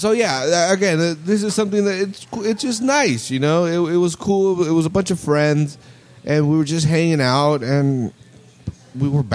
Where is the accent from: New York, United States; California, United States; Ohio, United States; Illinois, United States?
California, United States; Salinas; we're all from Salinas